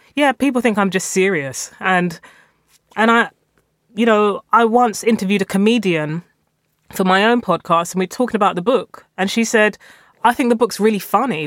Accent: London, United Kingdom; also born or lived in North West England; I'm a Londoner through and through. I moved around London um, throughout my formative years. I was born in East London

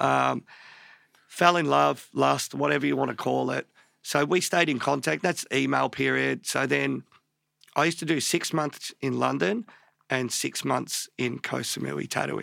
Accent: Melbourne, Victoria, Australia; born in Melbourne, born in Pants Hospital in Northcote in, like, early seventies

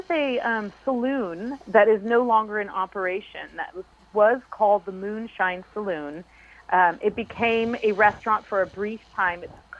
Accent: West Coast, United States; I came from the West Coast, and everything, every square inch of my city was developed.

